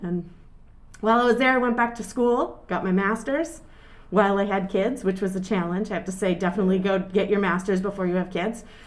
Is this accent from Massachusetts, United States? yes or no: yes; North Andover, Massachusetts, United States; born or raised there; also born or lived in Lawrence, Massachusetts / Exeter, New Hampshire